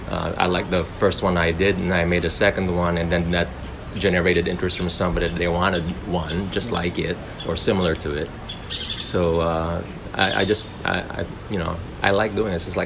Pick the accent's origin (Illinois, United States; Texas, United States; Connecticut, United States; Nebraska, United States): Illinois, United States; Chicago; moved away as an adult; also born or lived in North Carolina; now in Mexico; I was raised in Chicago.